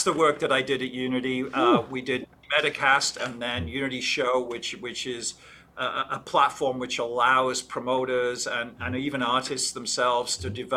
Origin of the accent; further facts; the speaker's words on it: England, United Kingdom; when I grew up in England